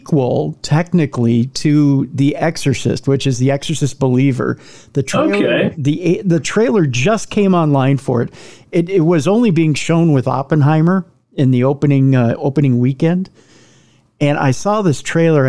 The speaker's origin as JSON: {"language": "English", "region": "Minnesota", "country": "United States", "said": "I'm a Minnesotan"}